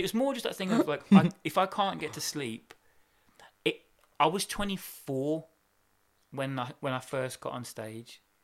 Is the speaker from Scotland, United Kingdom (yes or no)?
no; Birmingham, West Midlands, United Kingdom; we're from Brom as well